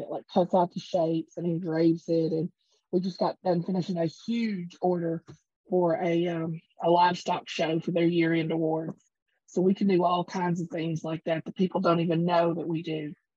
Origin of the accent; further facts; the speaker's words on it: Portland, Tennessee, United States; Yeah, born born and bred in Portland